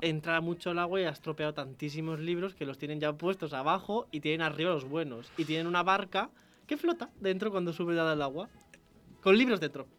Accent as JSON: {"language": "Spanish", "country": "Spain", "said": "los españoles íbamos allí"}